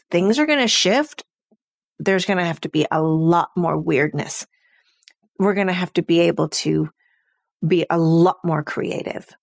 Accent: California, United States; now in Sweden; I grew up um in California in the 70s

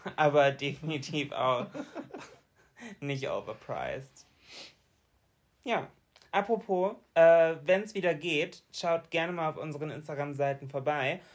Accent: Bremen, Germany; bei uns in Bremen

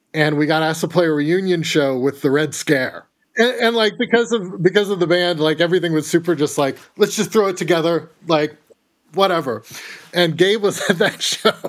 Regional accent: Corvallis, Oregon, United States; I grew up in Corvallis, which is, like, where Oregon State is.

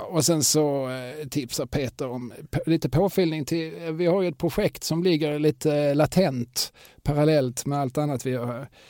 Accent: Eslöv, Skåne, Sweden; när jag växte upp i Eslöv

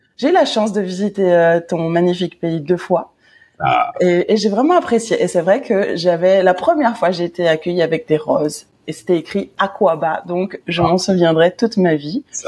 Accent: Paris, Île-de-France, France; moi en tant que bonne parisienne

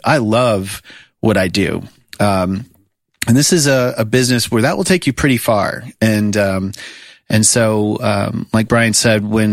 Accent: South Florida, United States; moved away as an adult; now in Nashville, United States; I grew up in South Florida

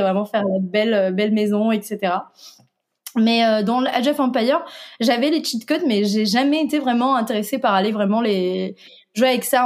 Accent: Tunisia; moved away as an adult; now in France; je suis tunisienne. Et en Tunisie, on a, dès le lycée, la possibilité de spécialiser dans l'informatique. Et c'est donc, c'est ce que j'ai fait à l'âge de 14

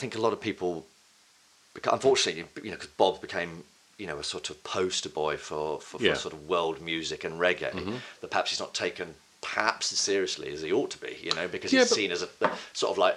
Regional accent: Bishop's Stortford, East of England, United Kingdom; also born or lived in Basildon; I was born in the north, actually, because my dad's from Newcastle, but I grew up in Bishop Stortford

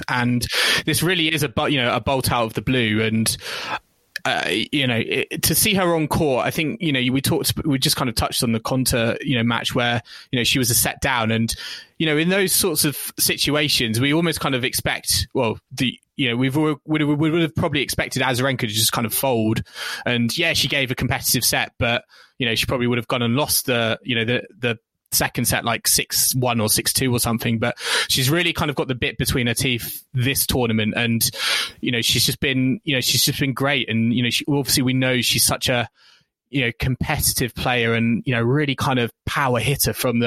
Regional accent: United Kingdom; we are British fans

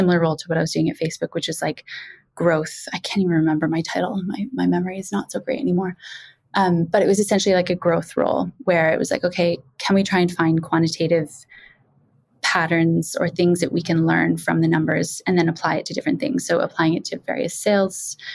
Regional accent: a small town in Ontario, Canada; I'm Canadian, which is why I don't sound like I'm from the UK. I grew up in a small town in Ontario

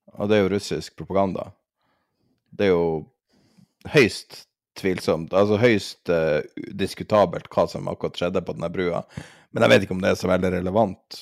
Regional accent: Norway; som en nordmann

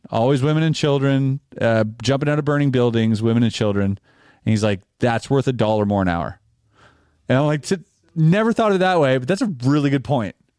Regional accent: Canada; we're Canadian

